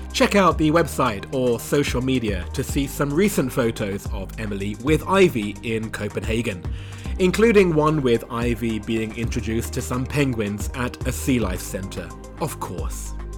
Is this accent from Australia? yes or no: no; United Kingdom; moved away as an adult; now in China; being back in my home country of the U K for the first time in four years